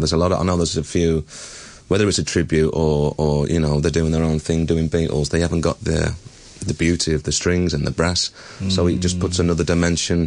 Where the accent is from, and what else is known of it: Liverpool, North West England, United Kingdom; accent: Liverpool